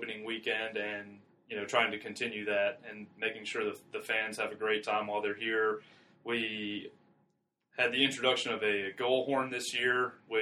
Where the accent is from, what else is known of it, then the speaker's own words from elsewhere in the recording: Greenville, South Carolina, United States; I grew up here in Greenville, left for almost 10 years, and then made my way back